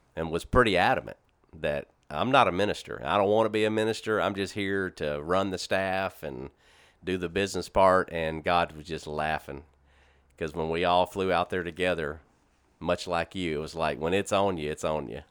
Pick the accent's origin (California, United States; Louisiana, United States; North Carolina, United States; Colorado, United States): Louisiana, United States; Shreveport; moved away as an adult; also born or lived in Corpus Christi, Texas / Baton Rouge, Louisiana; I grew up in Shreveport Bossier my whole life up until nineteen ninety, or two thousand six when I moved